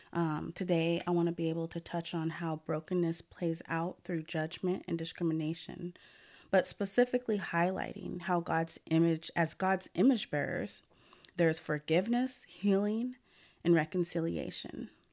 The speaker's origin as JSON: {"language": "English", "town": "Portland", "region": "Oregon", "country": "United States", "tie": "born or raised there", "also_born_or_lived": "Lake Oswego", "said": "I was born and raised in Portland, Oregon"}